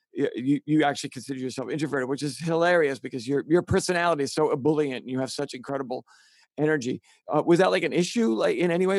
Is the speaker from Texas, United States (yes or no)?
no; New York City, New York, United States; accent: Bronx; moved away